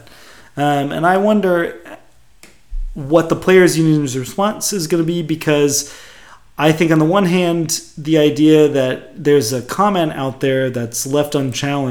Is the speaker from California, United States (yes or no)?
yes; Bay Area, California, United States; growing up in the Bay Area